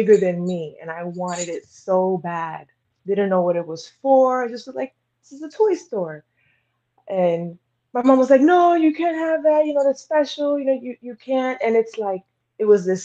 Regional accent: New York City, New York, United States; Originally from Brooklyn

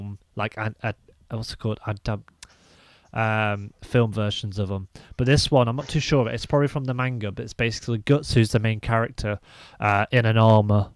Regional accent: Leicester, East Midlands, United Kingdom; accent: Leicester; it's my Lester accent

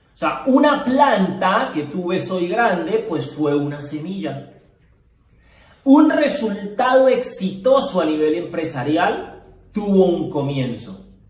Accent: Cali, Valle del Cauca, Colombia; Nosotros somos de Cali, empezamos en Cali

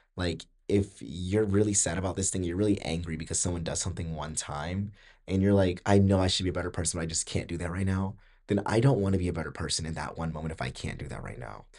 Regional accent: Georgia, United States; I'm from Georgia

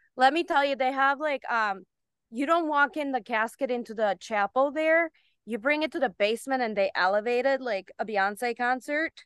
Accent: Bulgaria; moved away; also born or lived in Germany; I was born in Germany, then we moved to Bulgaria

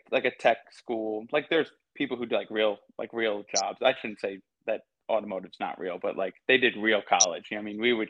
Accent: a little north of New York City, United States; also born or lived in North Carolina; I was born and raised in New York, went to school here

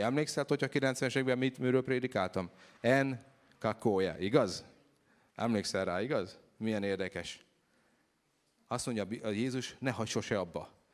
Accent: Hungary; Én egy egyszerű magyar gyerek vagyok

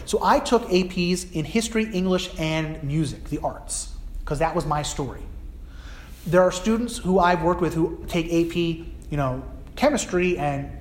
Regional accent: New Jersey, United States; New Jersey, I grew up in New Jersey

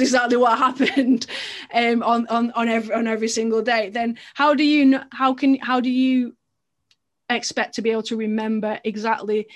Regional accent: England, United Kingdom; as an English swimmer

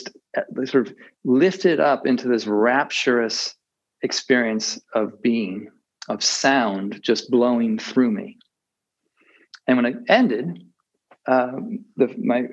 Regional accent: Massachusetts, United States; moved away as an adult; also born or lived in India / Taiwan; now in Maine, United States; I grew up in Massachusetts

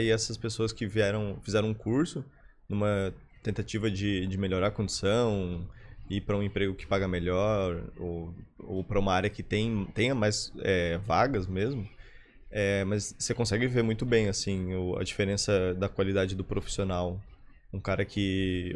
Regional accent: Florianópolis, Santa Catarina, Brazil; also born or lived in São Lourenço, Minas Gerais; eu moro aqui em Floripa minha vida inteira, então sou uhum. quase manezinho

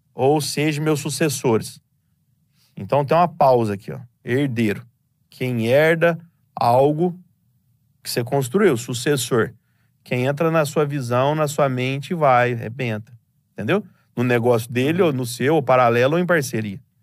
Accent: Franca, São Paulo, Brazil; Nós moramos em Franca, somos nascidos em Franca, do interior de São Paulo.

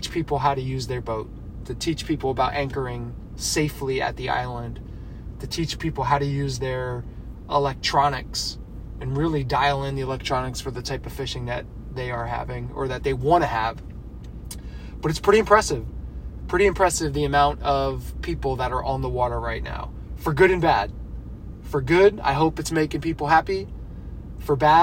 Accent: Pennsylvania, United States; Growing up outside of Pennsylvania, the water that we had access to were kind of creeks and streams

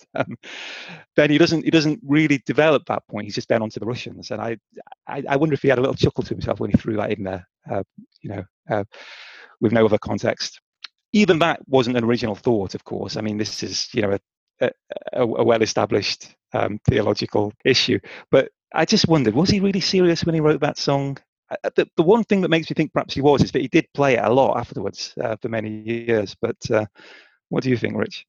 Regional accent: North Staffordshire, West Midlands, United Kingdom; my hometown, which is in North Staffordshire

